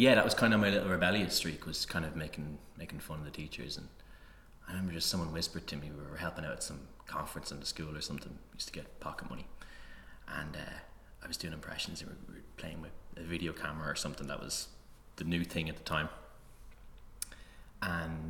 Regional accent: Tallaght, Leinster, Ireland; I grew up in Tallaght

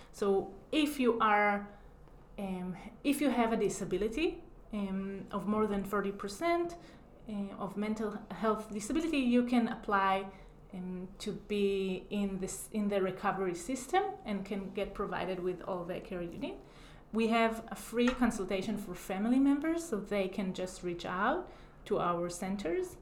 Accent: Israel; moved away as an adult; now in Chicago, United States; I grew up in Israel

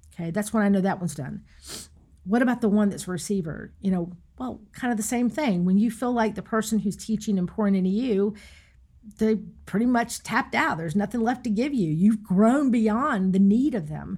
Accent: Raleigh, North Carolina, United States; when I got back to the Raleigh area, which I'm from North Carolina

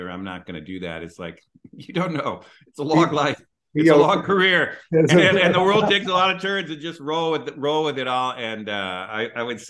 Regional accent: Minneapolis, Minnesota, United States; moved away; also born or lived in West Coast; I grew up in Minneapolis

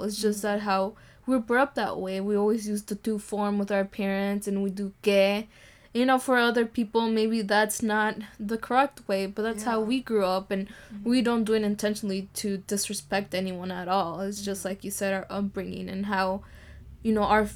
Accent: United States; a woman growing up in the United States

